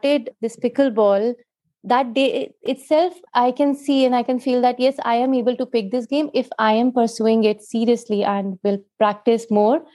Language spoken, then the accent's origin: English; Jaipur, Rajasthan, India; Jaipur, that is my hometown.